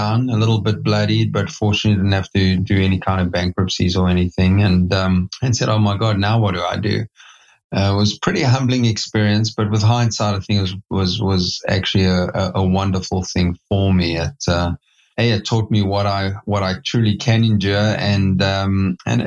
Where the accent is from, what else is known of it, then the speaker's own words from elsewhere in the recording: South Africa; moved away as an adult; now in United States; I'm born and raised in South Africa